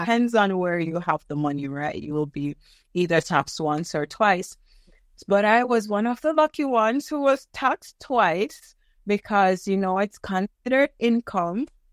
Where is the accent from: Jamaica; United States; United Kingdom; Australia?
Jamaica; moved away as an adult; now in Canada; I am Jamaican, and one day I went to University of the West Indies, which is a school that I was attending at the time